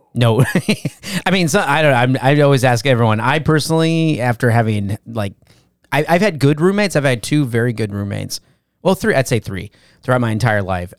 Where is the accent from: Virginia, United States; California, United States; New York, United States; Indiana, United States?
California, United States; Valencia; I was born in Valencia